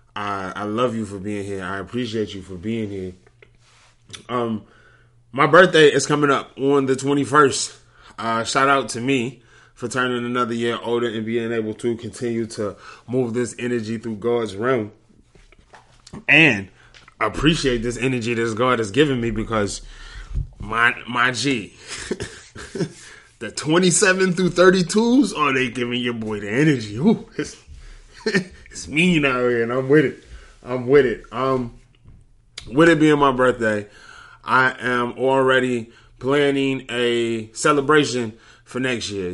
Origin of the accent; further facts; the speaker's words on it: Detroit, Michigan, United States; I'm from Detroit.